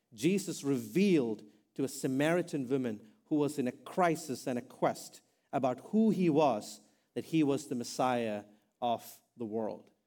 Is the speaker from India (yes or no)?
yes; India; now in United States; I'm an Indian guy.